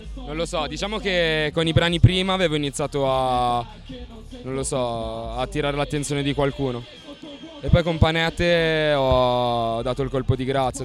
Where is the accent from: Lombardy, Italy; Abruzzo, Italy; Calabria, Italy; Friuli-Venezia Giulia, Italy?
Lombardy, Italy; Sesto San Giovanni; il 7 dicembre del 1992 a Sesto San Giovanni, che è una zona in periferia di Milano